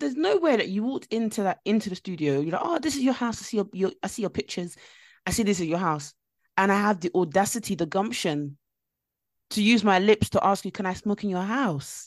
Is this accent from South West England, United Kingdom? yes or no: no; London, United Kingdom; I grew up in East London, like, and when I say I grew up in East London, it was very, very rough